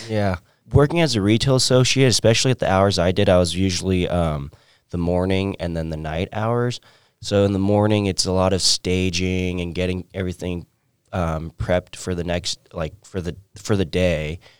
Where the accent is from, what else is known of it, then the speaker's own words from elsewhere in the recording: San Diego, California, United States; moved away as an adult; also born or lived in Orange County, California; now in Maryville, Missouri, United States; I'm originally from San Diego, California